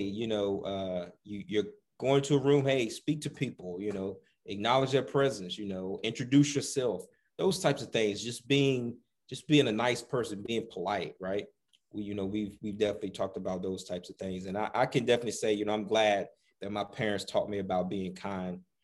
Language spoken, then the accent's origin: English; the South, United States; moved away; also born or lived in Midwest / Southwest; growing up in the South